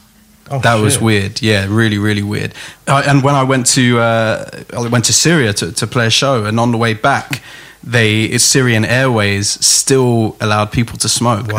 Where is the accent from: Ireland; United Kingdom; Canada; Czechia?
United Kingdom; London; growing up in London, you know, you do some weird shit at weird times.